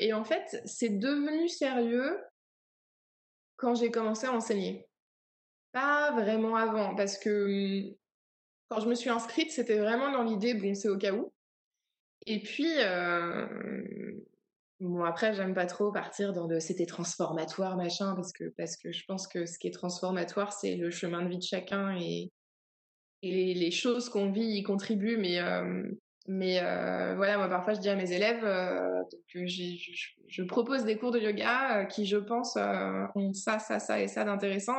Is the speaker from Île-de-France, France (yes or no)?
yes; Paris region, near Melun, Île-de-France, France; moved away as an adult; J'ai grandi en région parisienne, donc euh, longtemps, quand on me demandait, on me dit alors, t'as grandi où Je dis ah bah, voilà, à côté de Melun